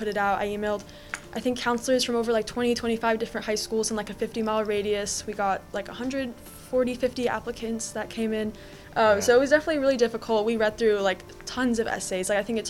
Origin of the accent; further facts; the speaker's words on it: Irvine, California, United States; I was born and raised in Irvine, also went to University High School.